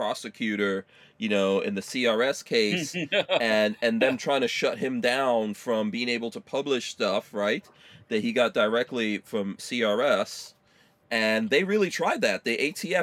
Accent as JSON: {"language": "English", "town": "New York City", "region": "New York", "country": "United States", "tie": "born or raised there", "said": "I grew up in New York City"}